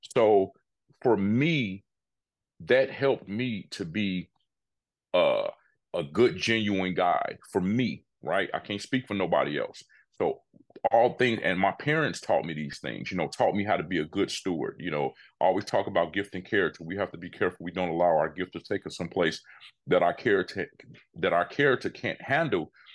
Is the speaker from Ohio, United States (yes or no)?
no; Chicago, Illinois, United States; Born and raised Chicago, Illinois.